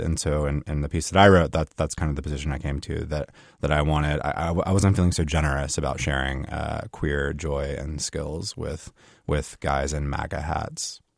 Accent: South Carolina, United States; I come from South Carolina

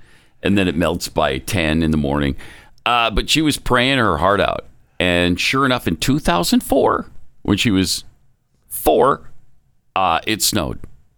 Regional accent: Montana, United States; moved away as an adult; now in Texas, United States; I lived in Montana till I was 19 or something.

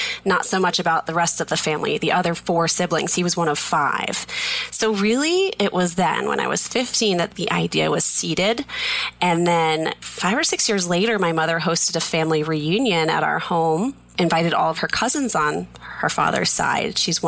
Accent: Plainville, Massachusetts, United States; We grew up in Massachusetts in a little tiny town called Plainville, just as big and as exciting as it sounds.

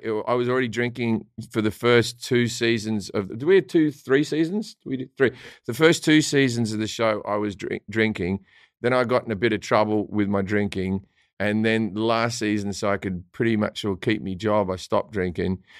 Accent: Australia; an Australian

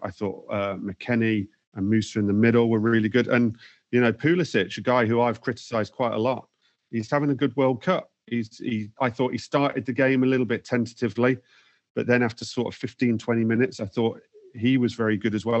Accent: England, United Kingdom; as English fans

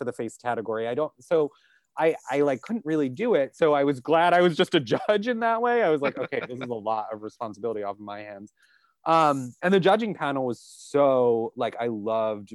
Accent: New York, United States; I am from New York. I do not leave New York very often. I am very at home here

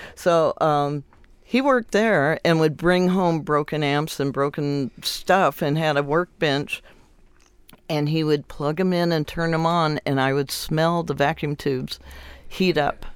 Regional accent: Compton, California, United States; I grew up in Compton

